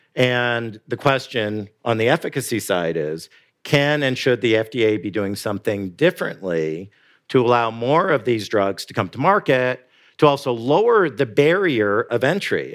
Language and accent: English; Canada; now in United States; I'm Canadian